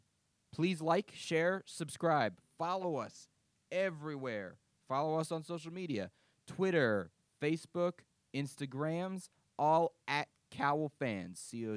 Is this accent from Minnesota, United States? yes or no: no; Florida, United States; There's nothing new for us Florida folk.